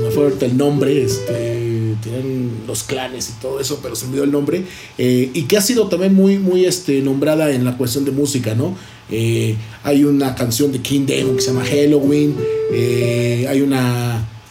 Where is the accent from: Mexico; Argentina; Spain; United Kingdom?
Mexico; para nosotros como cultura mexicana